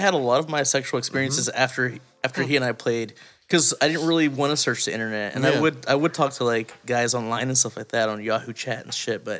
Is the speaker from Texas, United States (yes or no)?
yes; East Texas, United States; born or raised there